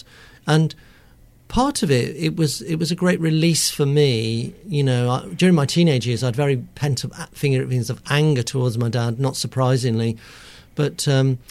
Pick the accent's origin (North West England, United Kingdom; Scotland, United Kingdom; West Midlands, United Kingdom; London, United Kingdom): West Midlands, United Kingdom; Coventry; I'm from Coventry